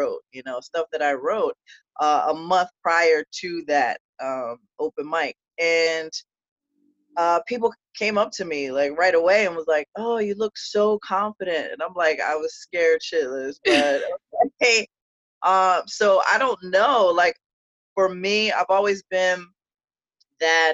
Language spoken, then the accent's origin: English; New Jersey, United States; also born or lived in Marlton; I grew up in South Jersey